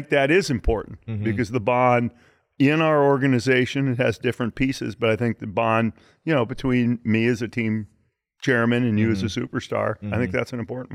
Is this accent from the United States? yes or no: yes; Detroit, Michigan, United States; moved away as an adult; also born or lived in Seattle; growing up in Detroit